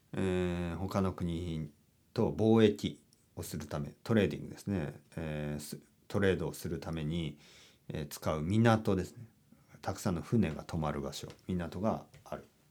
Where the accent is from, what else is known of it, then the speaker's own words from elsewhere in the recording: Oita, Japan; 僕の出身は福岡県のちょっと東側南東それぐらいかな、えー、大分県というところですね